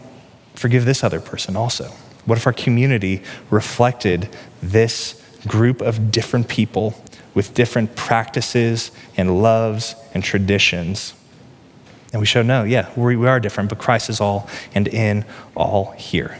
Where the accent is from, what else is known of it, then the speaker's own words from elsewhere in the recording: Peculiar, Missouri, United States; moved away as an adult; now in Johnson County, Kansas, United States; I grew up in Peculiar, which is redneck town in Cass County on the Missouri side